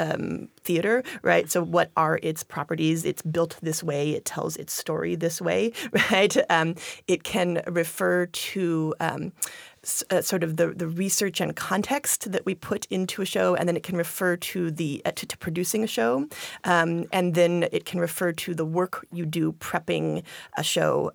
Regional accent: Longview, Washington, United States; moved away as an adult; also born or lived in Wisconsin / Chicago, Illinois / Eugene, Oregon; now in Tacoma, United States; I grew up in Longview, Washington

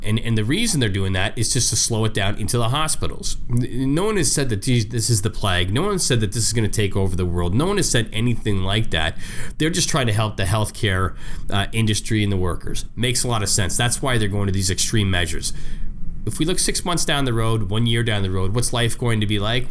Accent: Canada; I'm, I'm Canadian. You know, I was born Canadian

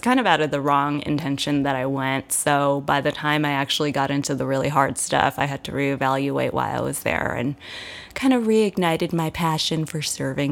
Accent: San Gabriel Valley, California, United States; I'm from the San Gabriel Valley

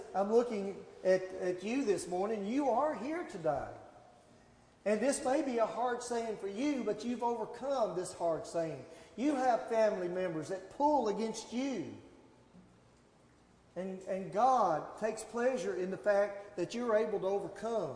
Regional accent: Gallatin, Tennessee, United States; now in Portland, United States; I grew up in Gallatin. I live here now in Portland.

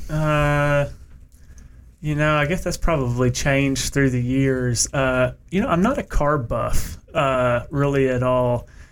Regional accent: United States; now in Knoxville, United States; where I grew up in Bowling Green, Kentucky

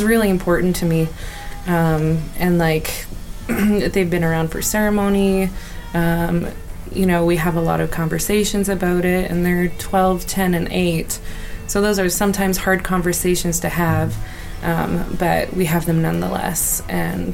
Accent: Lethbridge, Alberta, Canada; We play in a band called …, and we're all moms from Lethbridge, Alberta

